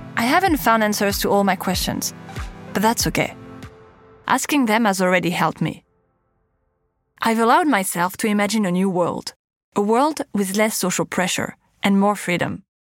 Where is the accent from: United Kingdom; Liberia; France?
France; Paris, Île-de-France; accent: French; English is a second language; As you might have guessed from my accent, I'm French. I was born and raised in Paris, the city of love.